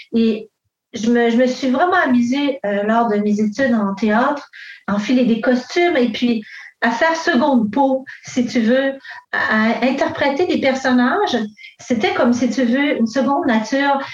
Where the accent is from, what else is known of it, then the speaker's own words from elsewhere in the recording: Montreal, Quebec, Canada; je suis née ici à Montréal euh, d'une mère québécoise et euh, mon père est italien